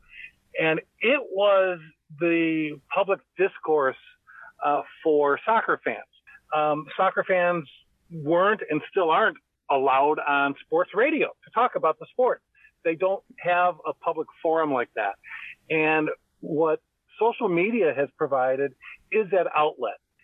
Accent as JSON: {"language": "English", "area": "outside Chicago", "region": "Illinois", "country": "United States", "tie": "born or raised there", "said": "I grew up outside Chicago, about 50 miles outside of Chicago"}